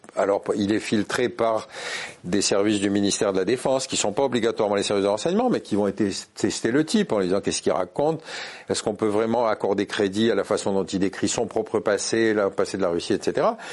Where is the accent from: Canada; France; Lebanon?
France